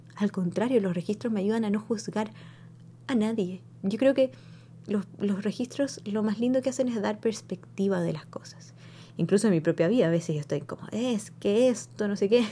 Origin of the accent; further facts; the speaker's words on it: Chile; now in United States; yo crecí en Chile